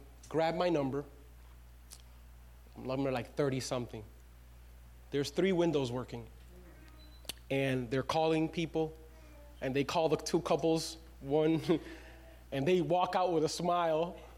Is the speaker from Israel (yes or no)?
no; Dominican Republic; now in United States; Your pastor was not born in the U.S. of A. I was born in the Dominican Republic.